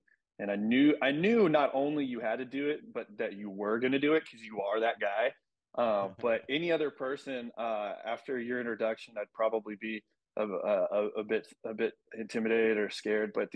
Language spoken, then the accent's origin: English; West Texas, United States; growing up in West Texas, small town